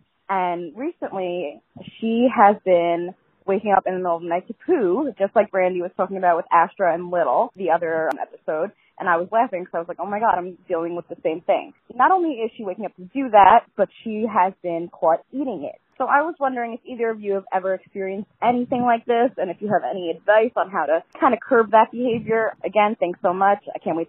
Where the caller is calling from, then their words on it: Long Island, New York, United States; I'm calling from Long Island, New York.